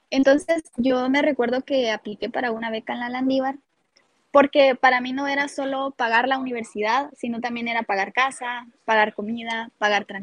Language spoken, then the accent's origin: Spanish; Sanarate, El Progreso, Guatemala; yo soy originaria de Sanarate el Progreso